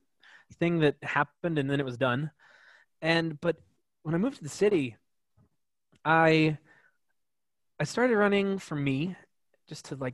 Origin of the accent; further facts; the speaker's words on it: Colorado, United States; moved away as an adult; now in New York, United States; I'm from a really small town